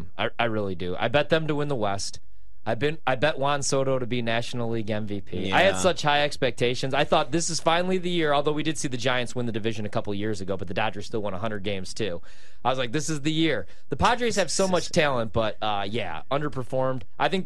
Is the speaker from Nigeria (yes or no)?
no; Slovenia; I did, too. It's my home country.